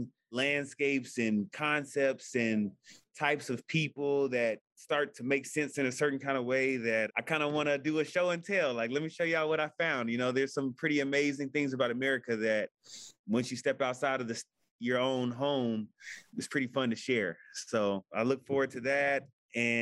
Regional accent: Houston, Texas, United States; I'm from Houston

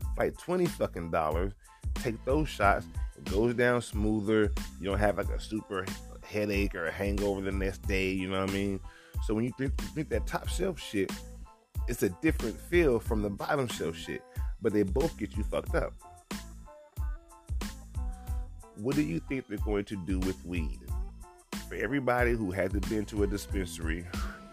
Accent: Georgia, United States; moved away; I'm from Georgia.

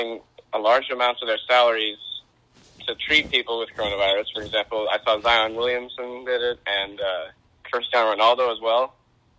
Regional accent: Norway; I'm from a small town near Oslo, Norway

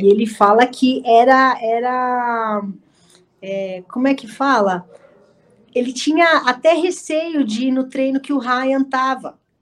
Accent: Santo André, São Paulo, Brazil; Eu nasci em Santo André. Eu sou do Santo... ABC

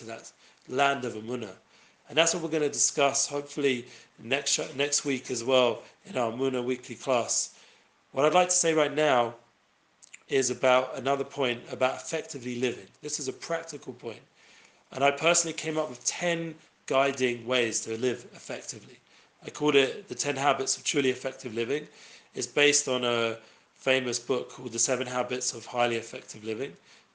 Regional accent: London, United Kingdom; I myself grew up in London

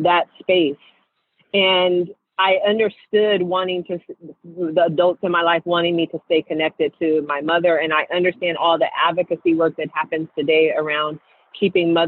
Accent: Seattle, Washington, United States; I grew up in Seattle

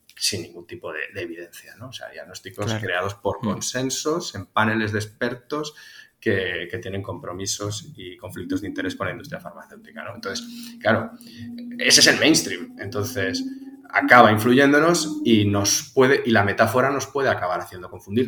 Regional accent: Tarragona, Catalonia, Spain; also born or lived in Zaragoza; soy natural de, Tarragona, nacido y criado en Cataluña, pero hijo de un gallego y de, una aragonesa

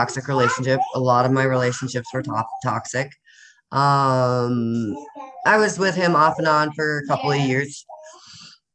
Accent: Minnesota, United States; also born or lived in Annandale, Minnesota / Buffalo, Minnesota; now in Grand Rapids, United States; I've lived all over the state of Minnesota

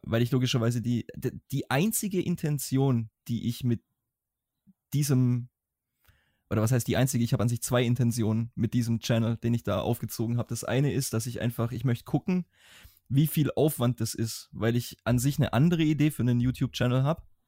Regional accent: Swabia, Baden-Württemberg, Germany; accent: Swabian; ich schwäbel immer noch, aber ich, ich persönlich habe das Gefühl, dass mein schwäbischer Akzent im Deutschen um einiges besser geworden ist

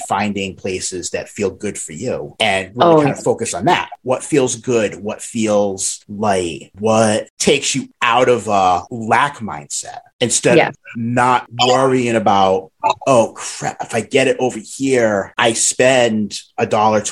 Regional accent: Massachusetts, United States; accent: Massachusetts; me and my Massachusetts accent

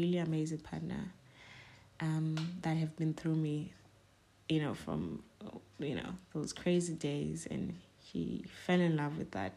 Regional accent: South Africa; I'm a girl from Ekasi.

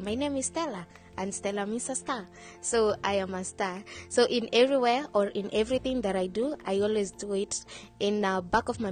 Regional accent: Kenya; moved away as an adult; now in Dubai, United Arab Emirates; I'm from Africa, Kenya, proudly Kenyan. And I've been in Dubai for the last 4 years

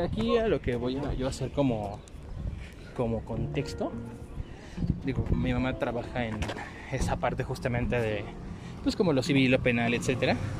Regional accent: Mexico

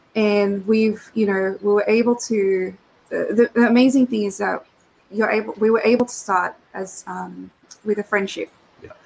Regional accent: Sydney, New South Wales, Australia; also born or lived in Philippines; and also super proud of the fact that I was also raised here. So we came here back in '88

